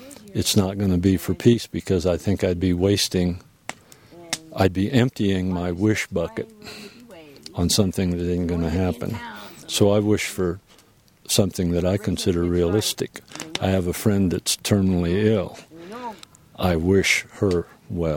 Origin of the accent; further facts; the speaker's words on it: Denver, Colorado, United States; I'm from Denver, Colorado